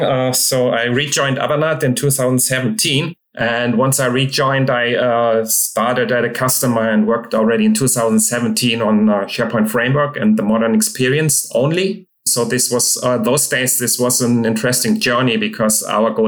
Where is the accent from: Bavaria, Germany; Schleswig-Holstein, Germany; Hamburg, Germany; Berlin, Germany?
Hamburg, Germany; now in Munich, Germany; I'm from Germany, living in Munich, but born in Hamburg.